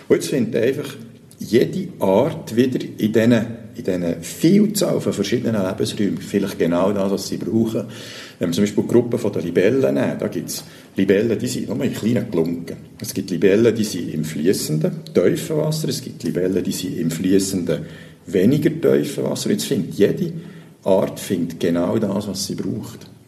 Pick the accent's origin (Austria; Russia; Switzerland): Switzerland; Und so bei uns in der Schweiz, die grössten Dämme, die stehen, die sind so 40, 50 Meter.